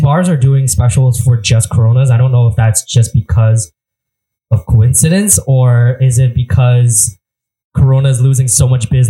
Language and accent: English; Canada; I'm Canadian.